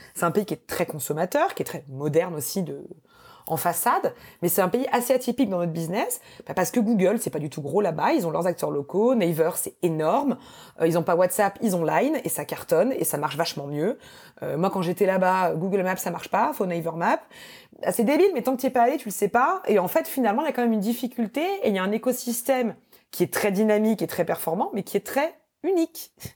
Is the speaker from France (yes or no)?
yes; France; moved away; also born or lived in United States; quand on est français